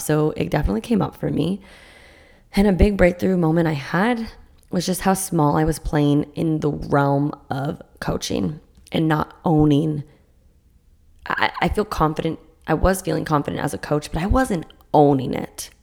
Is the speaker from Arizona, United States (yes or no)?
no; Massachusetts, United States; now in Florida, United States; I grew up in Massachusetts doing